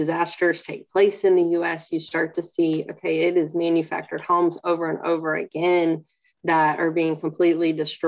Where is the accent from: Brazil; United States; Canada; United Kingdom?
United States; Alabama; moved away as an adult; now in Kansas, United States; I grew up in Alabama, in kind of Midwest Alabama.